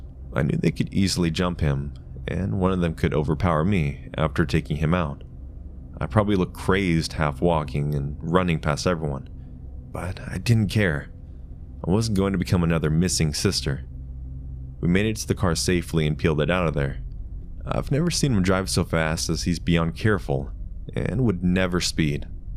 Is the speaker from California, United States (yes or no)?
no; Ohio, United States; Mind you, I'm originally from Ohio, and we have family here, but I don't know any of my family that lives in Tennessee.